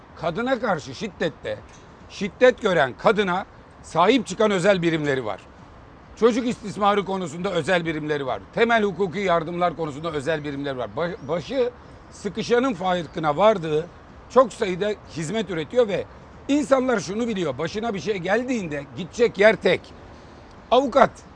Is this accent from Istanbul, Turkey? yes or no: no; Manisa, Turkey; Manisalıyım ben